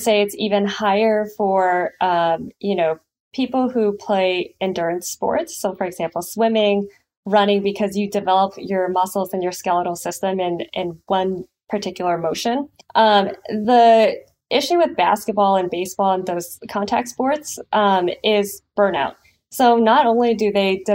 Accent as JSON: {"language": "English", "town": "San Lorenzo", "region": "California", "country": "United States", "tie": "born or raised there", "also_born_or_lived": "San Diego", "said": "I grew up in San Leandro, San Lorenzo to be specific, and that's on the East Bay."}